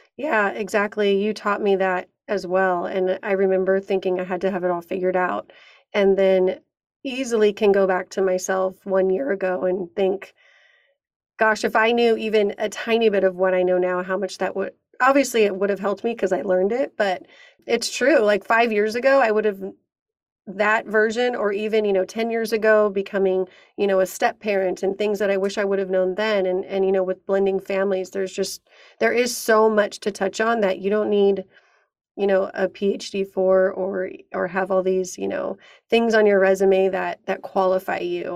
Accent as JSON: {"language": "English", "town": "San Diego", "region": "California", "country": "United States", "said": "we're both from San Diego"}